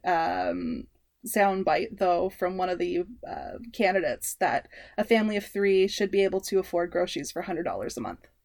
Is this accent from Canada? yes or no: yes; Canada; we are Canadian slash North American centric